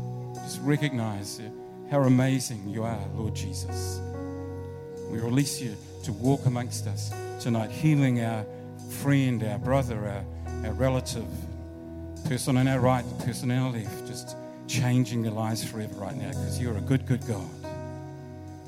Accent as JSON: {"language": "English", "town": "Rangiora", "region": "Canterbury", "country": "New Zealand", "tie": "born or raised there", "also_born_or_lived": "Brooklyn, Wellington", "moved": "yes", "said": "I was born in Rangiora, so that's my hometown"}